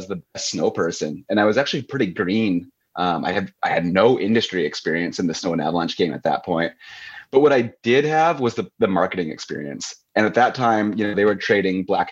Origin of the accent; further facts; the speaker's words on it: Missoula, Montana, United States; moved away as an adult; also born or lived in Utah; now in Canada; I'm an American through and through, Missoula, Montana kid.